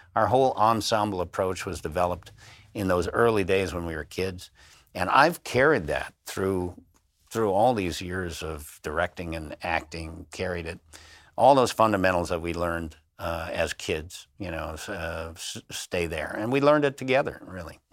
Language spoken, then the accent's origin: English; Highland Park, Illinois, United States; also born or lived in Blue Island, Illinois / Harvey, Illinois / Chicago South Side; he moved us from the South Side where I grew up in, uh, I was born in Blue Island, Illinois, lived in Harvey, Illinois, and then we moved up to the northern suburbs of Highland Park, and that's where I went to school